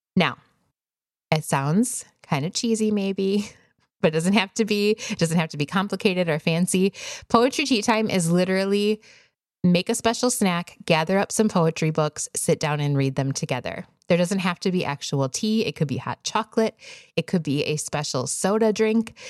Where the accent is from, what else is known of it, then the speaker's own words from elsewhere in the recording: Wisconsin, United States; now in Arizona, United States; I grew up in Wisconsin